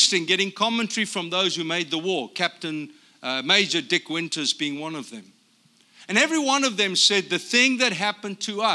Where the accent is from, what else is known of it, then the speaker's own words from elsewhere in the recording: South Africa; moved away as an adult; also born or lived in Brea, California; now in United States; I'm from South Africa